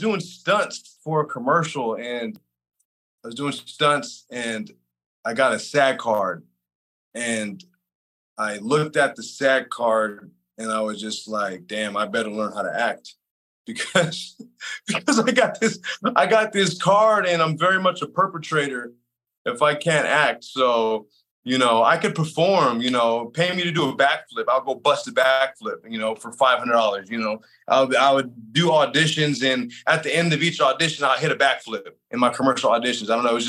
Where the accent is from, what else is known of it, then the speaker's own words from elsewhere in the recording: San Jose, California, United States; born there; also born or lived in Salinas / Monterey / Sacramento / Los Angeles; And I was born in San Jose, lived in Salinas, Monterey, Sacramento, Los Angeles. So kind of bounced around a lot.